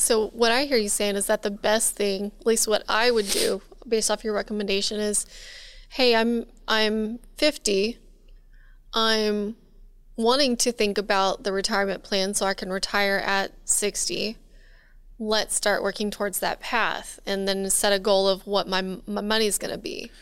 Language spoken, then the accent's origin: English; Texas, United States; now in Louisiana, United States; I grew up in Texas, Tornado Alley